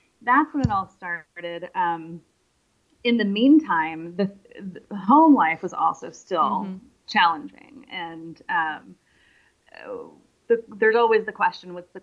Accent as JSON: {"language": "English", "town": "San Francisco", "region": "California", "country": "United States", "tie": "born or raised there", "said": "I grew up in San Francisco"}